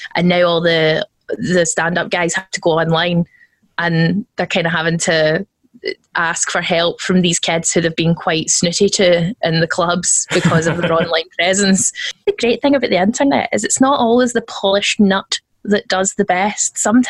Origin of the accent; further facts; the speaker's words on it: Scotland, United Kingdom; I am Scottish